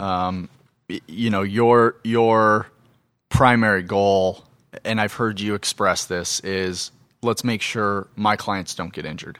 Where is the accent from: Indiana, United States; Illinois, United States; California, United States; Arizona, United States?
Arizona, United States; Phoenix; I grew up in Phoenix, Arizona